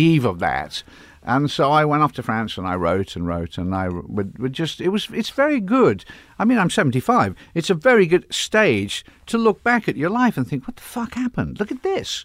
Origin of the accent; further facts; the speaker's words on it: England, United Kingdom; now in California, United States; I'm English